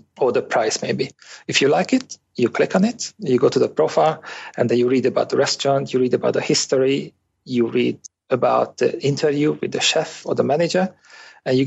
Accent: Hungary; I was born in Hungary in a small town. The population was around 15,000 people and had nothing to do with different nationalities

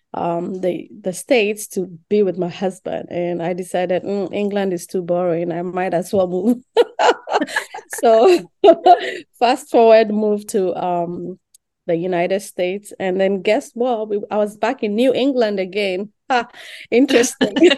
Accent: Accra, Greater Accra, Ghana; moved away; I grew up in Ghana, Accra, Ghana, West Africa

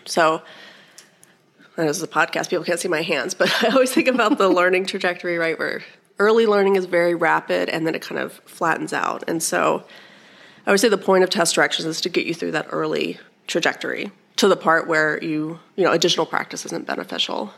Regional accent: Alabama, United States; moved away as an adult; also born or lived in Iowa; I was born and raised in Alabama and ended up back in Alabama

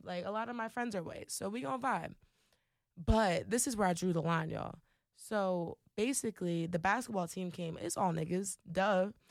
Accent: Trenton, New Jersey, United States; moved away as an adult; also born or lived in Pittsburgh, Pennsylvania; now in Philadelphia, United States; born and raised in Trenton, New Jersey.

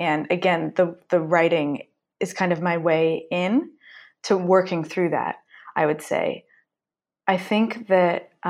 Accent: Mill Valley, California, United States; now in Greece; I'm from Mill Valley.

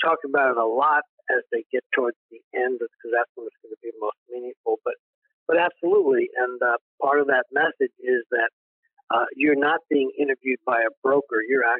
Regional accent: East Coast, United States; now in Texas, United States; I basically was born and raised in the East Coast, went to college on the East Coast.

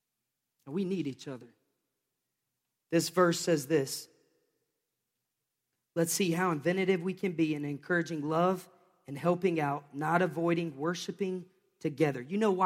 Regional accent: the South, United States; I grew up watching Christians, just be honest, I grew up in the Bible Belt.

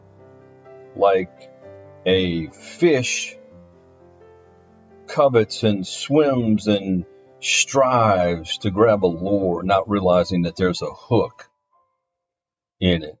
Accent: Louisiana, United States; my home state, Louisiana

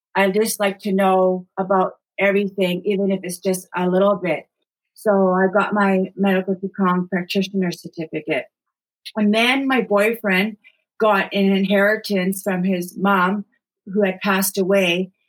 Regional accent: Thunder Bay, Ontario, Canada; moved away as an adult; also born or lived in British Columbia; now in Queens County, Nova Scotia, Canada; I'm actually originally from Thunder Bay, Ontario. That's where I was born and raised. I lived there until I was about 37 years old

